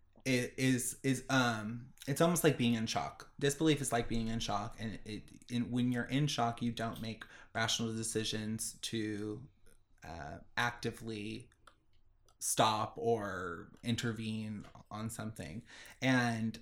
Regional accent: Orange County, California, United States; moved away; we grew up in Orange County

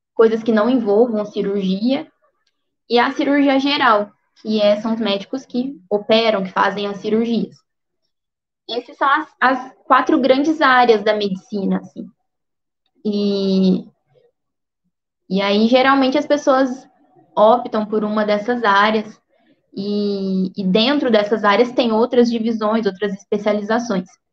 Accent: Alterosa, Minas Gerais, Brazil; eu sou de Alterosa, que é uma cidadezinha no sul de Minas, bem perto de Alfenas

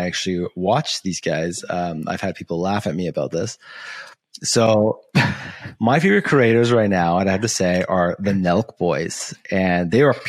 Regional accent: Canada; I'm Canadian

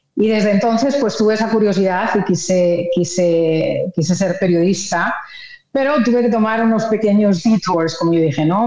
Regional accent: Madrid, Community of Madrid, Spain; moved away; Yo nací en Madrid, eh, nací en, la capital, soy madrileña

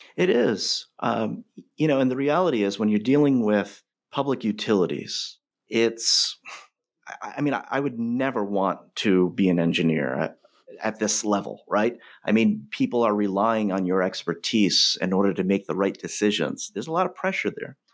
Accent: North Providence, Rhode Island, United States; as an outsider growing up in North Providence

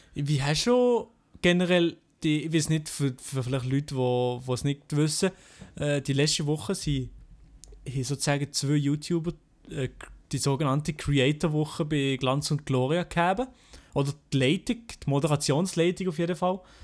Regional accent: Fribourg, Switzerland; accent: Fribourg dialect (Senslerdeutsch); in meinem Dialekt hier in Freiburg

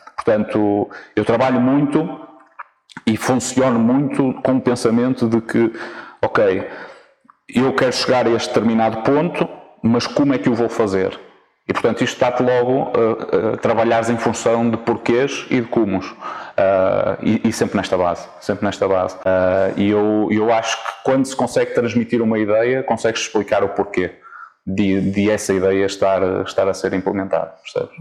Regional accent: Vila Nova de Famalicão, Norte, Portugal; also born or lived in Coimbra; vim para Famalicão, onde, onde cresci, portanto sou famalicense

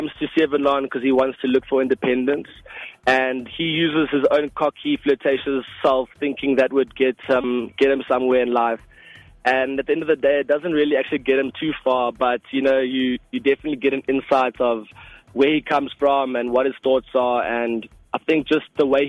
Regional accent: Ballito, KwaZulu-Natal, South Africa; My family is Afrikaans, but I grew up in Balito since when I was 4 years old.

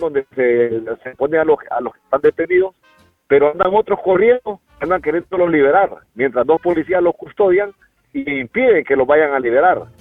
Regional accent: Honduras; En mi país, en Honduras

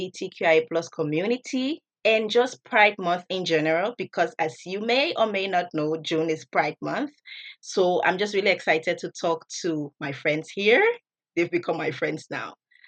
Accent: Liberia; now in Beppu, Japan; I come from Liberia, and I'm currently a fourth semester student here at APU.

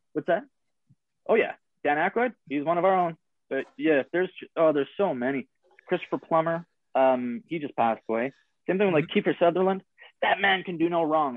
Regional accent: Canada; as a Canadian

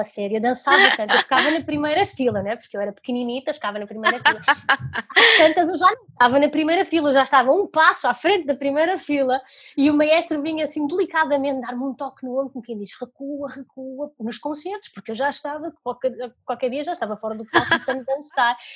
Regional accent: Maia, North, Portugal; also born or lived in Lisbon / Italy; eu nasci em Lisboa, mas nós mudamos para, para o norte, mais propriamente para a Maia, tinha eu 4 anos.

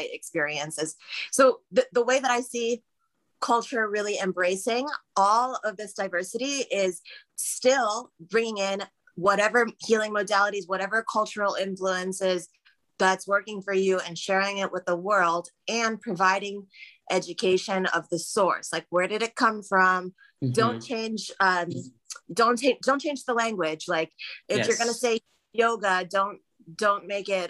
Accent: United States; also born or lived in Trinidad (parents); as an American

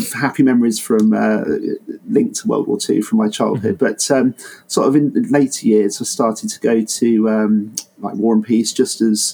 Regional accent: Bedfordshire, East of England, United Kingdom; moved away; I'm from Bedfordshire originally

